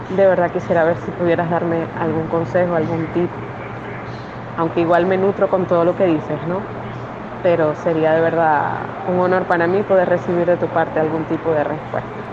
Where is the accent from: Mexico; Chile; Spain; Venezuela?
Venezuela; now in Ecuador; yo estoy en Ecuador, somos venezolanos.